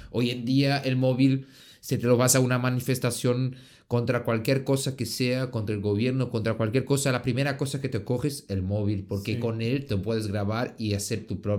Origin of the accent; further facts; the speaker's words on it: Pachuca, Hidalgo, Mexico; yo soy de, de México, de Pachuca y eso es mi idea.